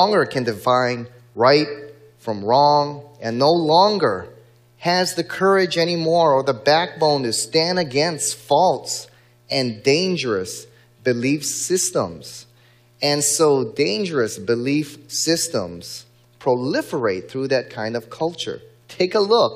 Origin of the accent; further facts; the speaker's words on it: Hawaii, United States; in my home state of Hawaii